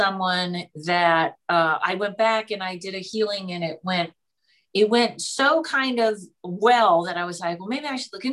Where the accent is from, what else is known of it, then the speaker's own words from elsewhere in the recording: Pittsfield, Massachusetts, United States; also born or lived in Boston; when you're from Pittsfield, Massachusetts